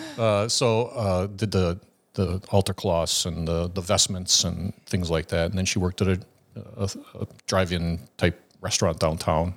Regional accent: Watertown, Wisconsin, United States; moved away; a little city between Madison and Milwaukee, Wisconsin called Watertown

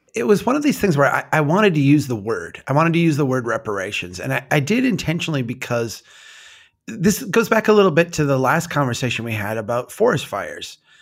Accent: Minnesota, United States; I'm from Minnesota

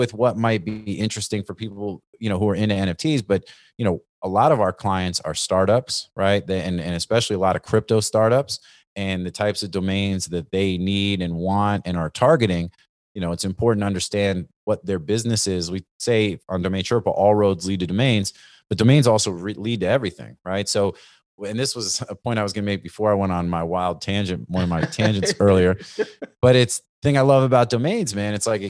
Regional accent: Northeast, United States; You know, I grew up in the Northeast, East Coast, you know, rap, cypher, freestyle, all that kind of stuff.

